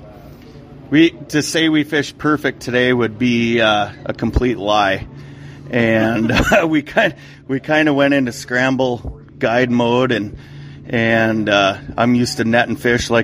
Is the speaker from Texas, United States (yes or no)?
no; Otter Tail Lakes area, West Central Minnesota, United States; now in Walker, United States; I grew up in West Central Minnesota, kind of Otter